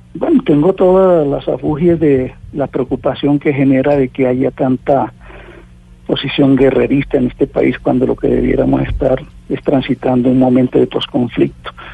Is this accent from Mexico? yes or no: no; Colombia; aquí en mi país